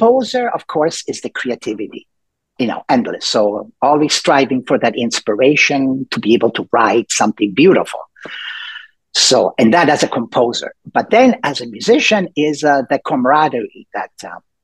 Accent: Rome, Lazio, Italy; also born or lived in Milan, Italy / Los Angeles, United States; now in Seattle, United States; I was born and raised in Italy, and born in Milan, but raised mostly in Rome

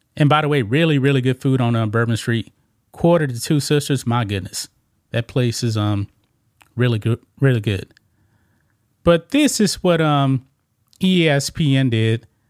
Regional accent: the South, United States; I grew up about, um, about thirty-five miles from the Louisiana border

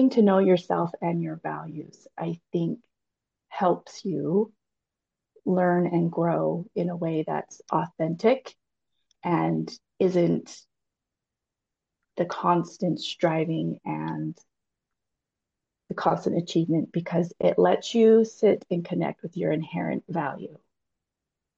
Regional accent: Utah Valley, United States; I was raised in Utah Valley in the 80s.

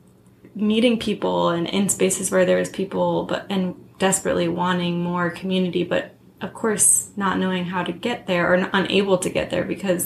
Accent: California, United States; also born or lived in Hawaii / San Francisco / Los Angeles; I moved to California from Hawaii in second grade

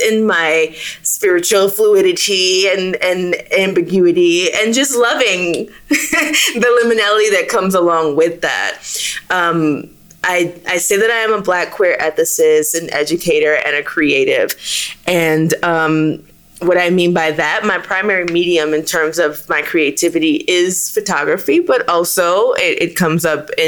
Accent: the American South, United States; being a Southerner

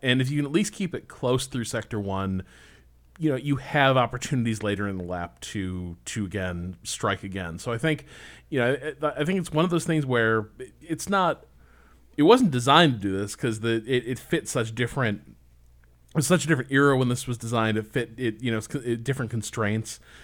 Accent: Indiana, United States; growing up in Indiana

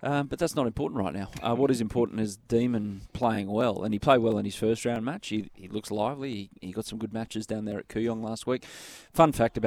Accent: Australia; we're Australian

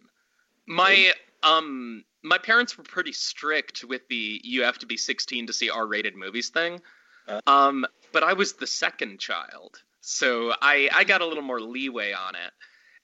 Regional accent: Pennsylvania, United States; moved away as an adult; also born or lived in Montana / New York City / Paris / Berlin; now in Los Angeles, United States; I'm originally from Montana. Moved to Pennsylvania when I was pretty young, like, you know, 8 or 9, I'd say. Went to high school and everything there.

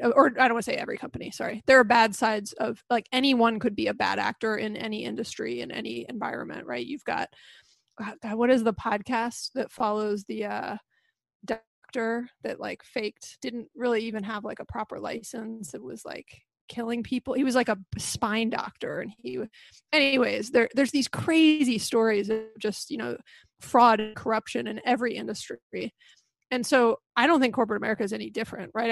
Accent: Atlanta, Georgia, United States; I was born and raised in Atlanta and have lived here my entire life

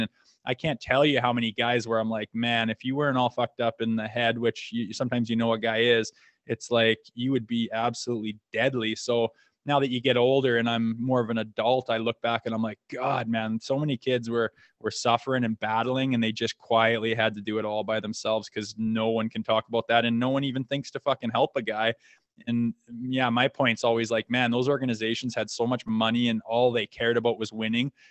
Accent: Canada; I played junior in my hometown with my brother and, um, s, lived here till I was eighteen.

